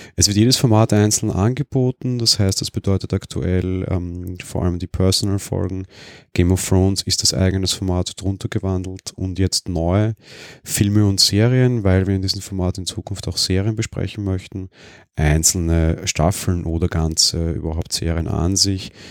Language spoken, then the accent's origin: German; Vienna, Austria; Ich bin ja Wiener